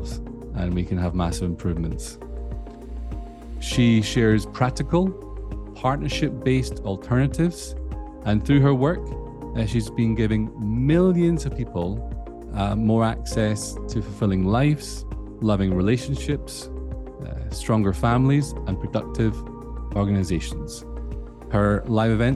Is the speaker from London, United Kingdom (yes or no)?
no; Scotland, United Kingdom; accent: Scottish; my Scottish accent